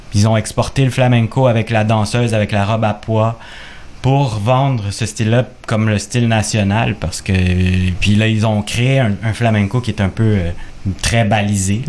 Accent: Quebec, Canada; québécois d'origine chilienne, on pourrait dire chilécois

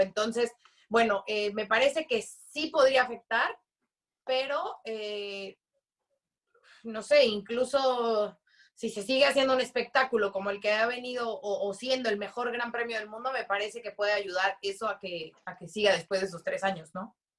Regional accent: Mexico; como mexicanos, como latinos

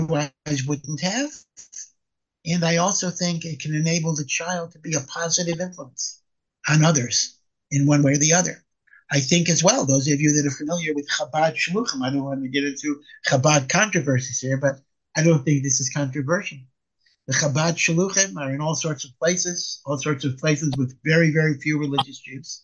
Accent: Hartford, Connecticut, United States; I grew up in Hartford, Connecticut

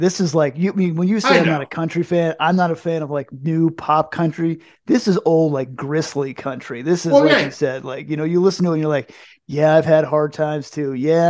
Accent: New Jersey, United States; No, we're from New Jersey.

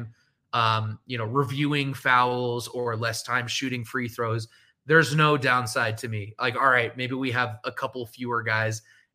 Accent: San Francisco, California, United States; moved away; I'm from San Francisco area

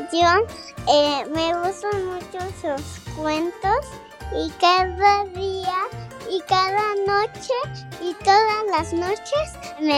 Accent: Mexico City, Mexico; Soy de la Ciudad de México y gracias por escuchar esto.

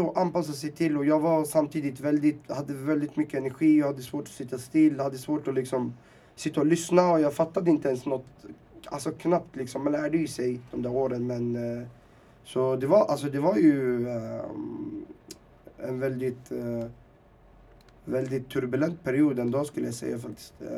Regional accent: Sweden; also born or lived in Timsamane, Rif Mountains, Morocco; jag var fyra år, uh, skulle fylla fem. Så jag fyllde fem i Sverige

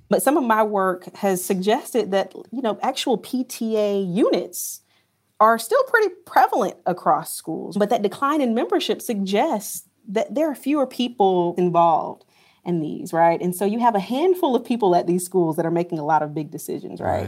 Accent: Pinehurst, North Carolina, United States; I'm from a small town called Pinehurst, North Carolina

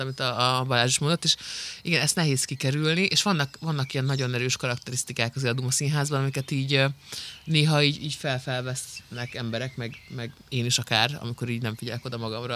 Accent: Szabolcs-Szatmár-Bereg, Hungary; Szabolcsi vagyok.

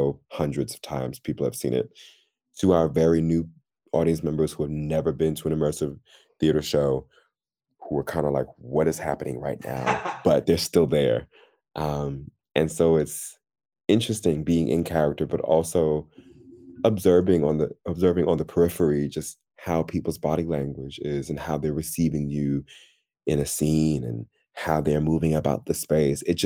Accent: New York City, New York, United States; moved away as an adult; also born or lived in New Jersey / Chicago / Austria; now in United Kingdom; I'm originally from New York City, like actually New York City, one of the five boroughs. I was born in Queens, half grew up in Queens, and then I moved to New Jersey

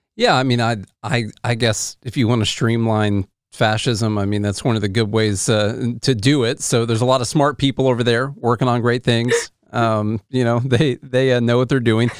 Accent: Tennessee, United States; I'm from Tennessee

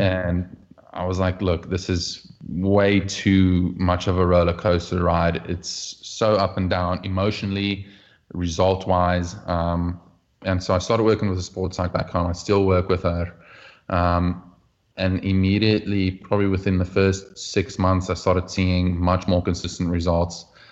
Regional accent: Oudtshoorn, Western Cape, South Africa; moved away; also born or lived in Bellville; growing up in South Africa, you play all kinds of team sports as a kid

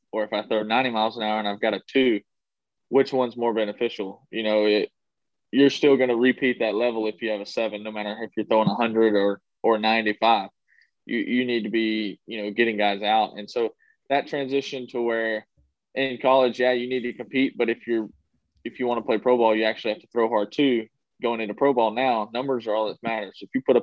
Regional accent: Texas, United States; it's my home state

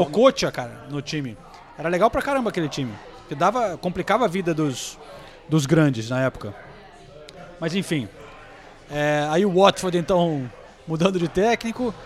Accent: Brazil; a gente é brasileiro

